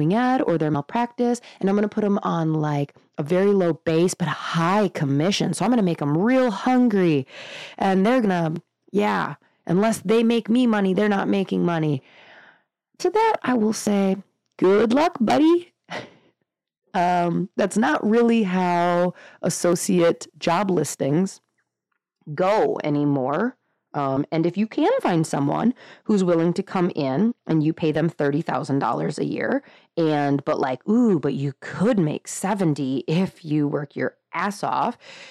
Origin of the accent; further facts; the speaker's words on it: Northern Wisconsin, United States; just Northern Wisconsin